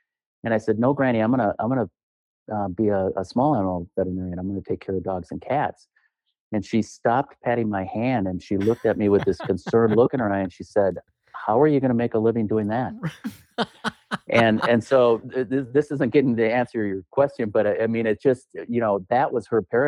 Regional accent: Duluth, Minnesota, United States; I hail from Duluth, Minnesota

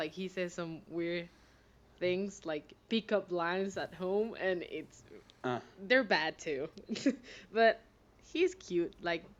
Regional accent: Mérida, Venezuela; English is a second language; now in Santiago, Chile; Where did I grow up? Merida, Venezuela. It's a city in Los Andes.

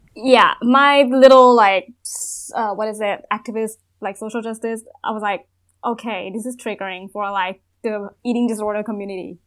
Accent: Thailand; born or raised there; English is a second language

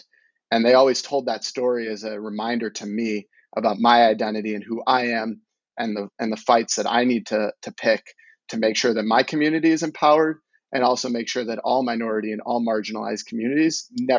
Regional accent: Deerfield, Illinois, United States; moved away as an adult; also born or lived in Columbus, Ohio; I grew up in Deerfield, Illinois. It's about 45-50% Jewish area. So I didn't really realize about my own Jewish identity because it was so common and so known

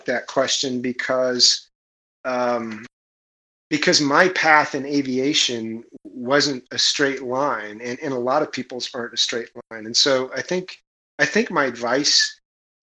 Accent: Kansas, United States; I'm from Kansas, right? We don't do boats in Kansas. In fact, I didn't see the ocean until I was 13.

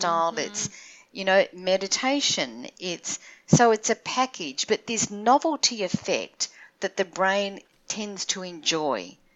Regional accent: Australia; now in Toronto, Canada; I'm an Australian living in Toronto

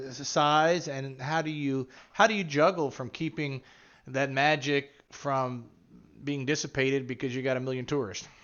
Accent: Springfield, Ohio, United States; now in Richmond, United States; I'm from Springfield, Ohio

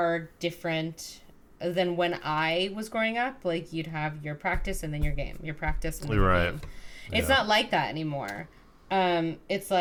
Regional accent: United States; also born or lived in Westbrook, Connecticut; We're American.

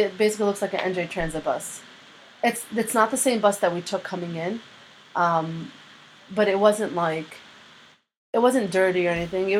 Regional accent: Gaza, Gaza Strip, Palestine; born there; So I'm the only one out of the group that was forced to make an ID card because I was born in Gaza.

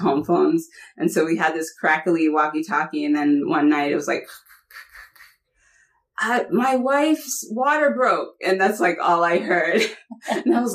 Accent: Bay Area, California, United States; also born or lived in Brooklyn, New York / Syria; So at 1.5, we moved to California. So I grew up pretty much in the Bay Area

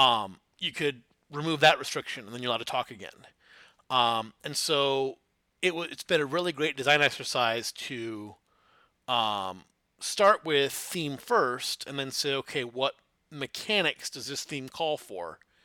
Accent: Flint, Michigan, United States; I grew up in Flint, Michigan

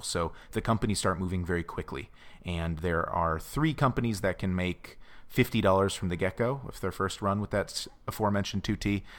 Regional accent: United States; silly American

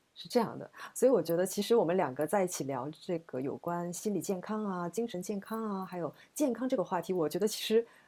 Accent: China; moved away; 我呢是是在中国出生，中国长大，那现在我们我们两个其实都在海外啊

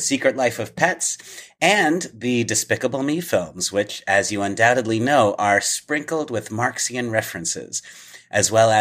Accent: New York, United States; I am New York's own

